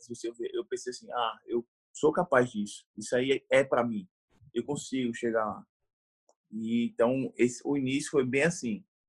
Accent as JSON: {"language": "Portuguese", "town": "João Pessoa", "region": "Paraíba", "country": "Brazil", "said": "eu sou de João Pessoa, na Paraíba"}